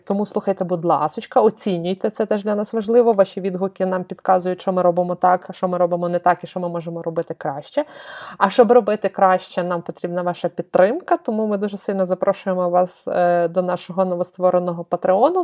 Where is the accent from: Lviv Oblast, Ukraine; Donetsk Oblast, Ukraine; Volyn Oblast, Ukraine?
Lviv Oblast, Ukraine; Lviv; я з Сихова. Я дівчина Сихова.